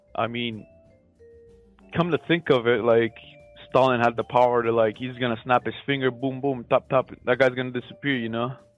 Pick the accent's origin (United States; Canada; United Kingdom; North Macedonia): North Macedonia; I am calling from Macedonia